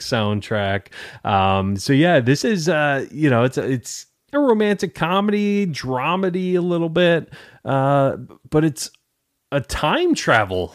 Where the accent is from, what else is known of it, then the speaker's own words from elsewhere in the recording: Detroit, Michigan, United States; now in Tampa, United States; I'm in Tampa, Florida, originally from Detroit, Michigan